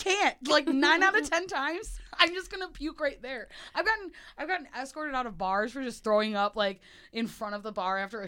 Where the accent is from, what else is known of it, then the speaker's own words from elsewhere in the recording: Wisconsin, United States; now in Chicago, United States; I grew up in Wisconsin